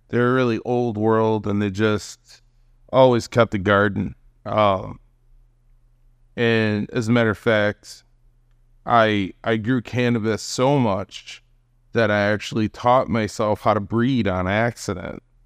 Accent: Hamburg, New York, United States; in Hamburg, right outside of Buffalo, in the suburbs

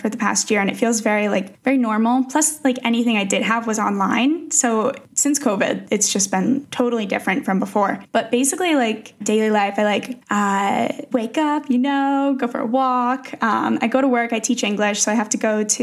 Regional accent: Connecticut, United States; moved away as an adult; now in Czech Republic; I am originally from Connecticut, but I moved to the Czech Republic almost

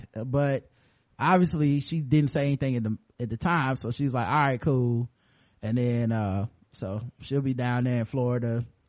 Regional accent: Australia; I know because I looked it up on Rap Genius, and I'm from Australia.

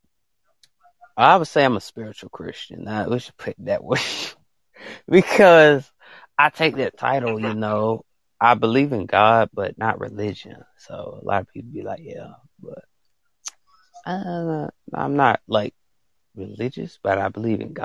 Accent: Alabama, United States; accent: country; I'm from Alabama

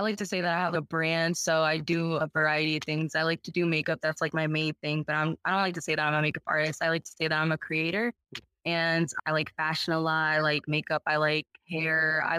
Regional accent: Macedonia, Ohio, United States; also born or lived in Cleveland, Ohio; I was born in Cleveland. I was raised in a suburb of Northeast Ohio. I don't know if anyone's familiar with Macedonia.

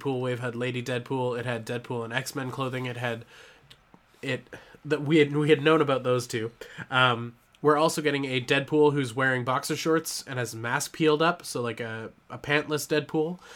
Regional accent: Canada; I'm Canadian

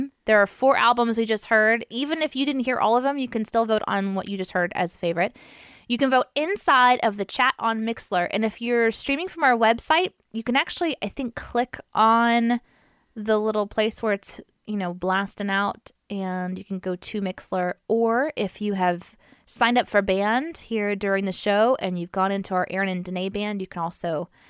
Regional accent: Springfield, United States; when I was growing up in Springfield.

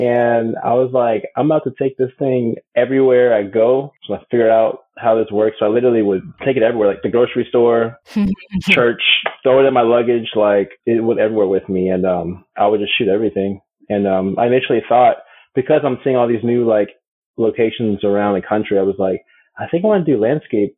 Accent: Atlanta, Georgia, United States; also born or lived in Chicago, Illinois / New York; I'm from Chicago, but really raised in Atlanta. That's where I currently live.

